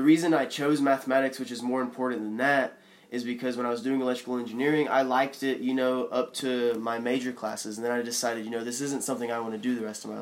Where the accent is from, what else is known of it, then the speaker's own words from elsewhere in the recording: Zebulon, Georgia, United States; I grew up in about an hour south of Atlanta, a little town called Zebulon